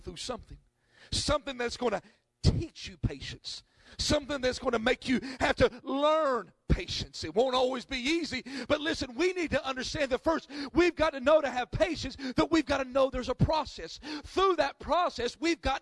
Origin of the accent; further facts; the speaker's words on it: North Carolina, United States; I'm from North Carolina